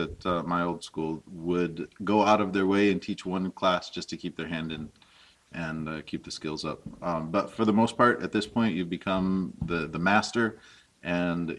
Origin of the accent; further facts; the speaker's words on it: United States; as an American